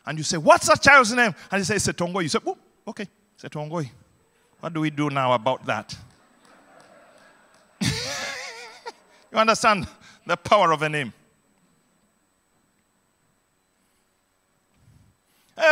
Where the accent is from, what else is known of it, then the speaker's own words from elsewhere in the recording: Uganda; growing up in Idi Amin's Uganda